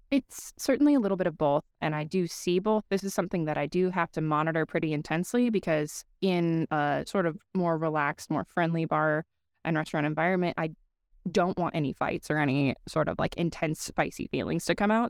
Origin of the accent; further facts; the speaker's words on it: Colorado, United States; now in Cedar Rapids, United States; I am from Col Colorado, so I still do have a decent amount of friends that live back there